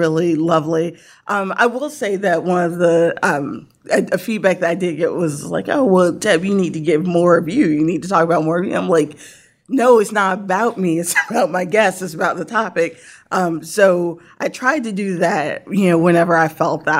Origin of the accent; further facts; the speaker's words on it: Norfolk, Virginia, United States; I grew up in Norfolk